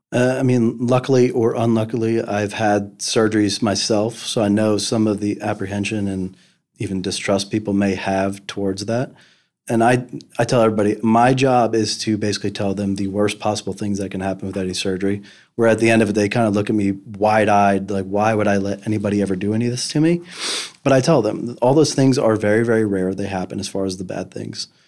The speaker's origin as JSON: {"language": "English", "region": "New Jersey", "country": "United States", "tie": "born or raised there", "moved": "as an adult", "lives_now": "Memphis, United States", "said": "I grew up in New Jersey"}